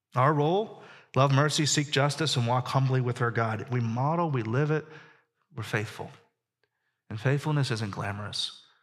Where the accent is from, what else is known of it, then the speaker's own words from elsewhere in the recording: Pittsburgh, Pennsylvania, United States; I grew up in Pittsburgh